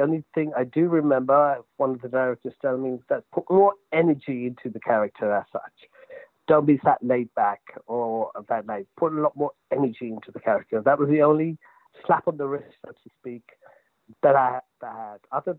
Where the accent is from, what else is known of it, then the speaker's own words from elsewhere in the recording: London, United Kingdom; also born or lived in Mumbai, India; I was born in East London.